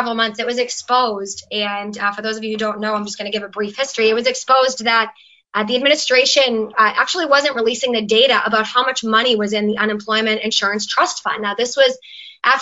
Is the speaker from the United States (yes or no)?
yes; Merrimack Valley, Massachusetts, United States; I come from the Merrimack Valley and my district in the Senate borders New Hampshire